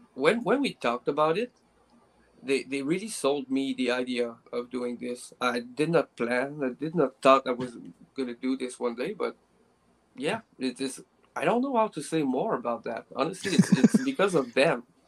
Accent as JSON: {"language": "English", "town": "Quebec City", "region": "Quebec", "country": "Canada", "said": "I I'm from Quebec City."}